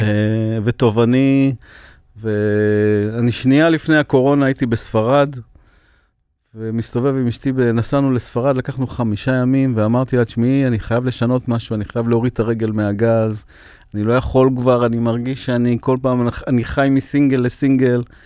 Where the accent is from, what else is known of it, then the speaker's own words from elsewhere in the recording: Ashdod, Southern District, Israel; שגדלנו באשדוד, העולים חדשים ממרוקו, אני היחידי שנולדתי בארץ